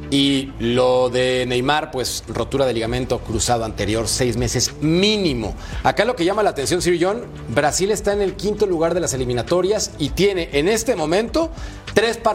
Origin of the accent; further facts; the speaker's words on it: Mexico; como yo soy mexicano